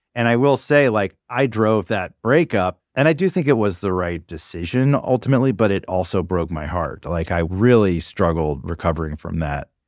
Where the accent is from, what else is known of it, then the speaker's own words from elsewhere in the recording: the South, United States; now in New York, United States; I grew up in the South